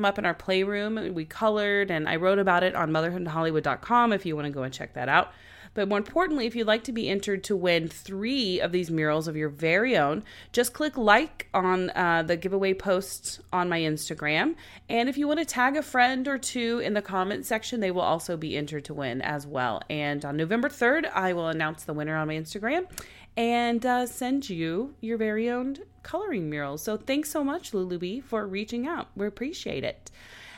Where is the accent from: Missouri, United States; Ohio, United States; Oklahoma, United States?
Oklahoma, United States; now in Los Angeles, United States; we're from Oklahoma